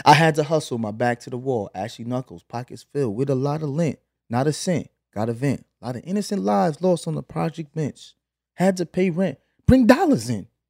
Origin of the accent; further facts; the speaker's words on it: New York City, New York, United States; moved away as an adult; also born or lived in Flatbush, Brooklyn / Los Angeles; now in Atlanta, United States; Flatbush to Canarsie when I was eight